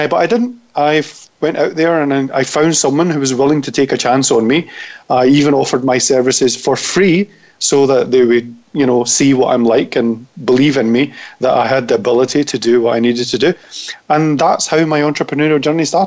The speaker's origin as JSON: {"language": "English", "region": "Scotland", "country": "United Kingdom", "accent": "Scottish", "moved": "yes", "lives_now": "London, United Kingdom", "said": "everybody does love my Scottish accent"}